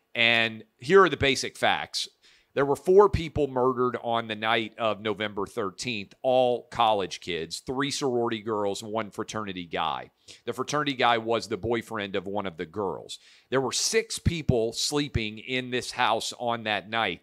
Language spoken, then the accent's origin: English; Tennessee, United States; my home state of Tennessee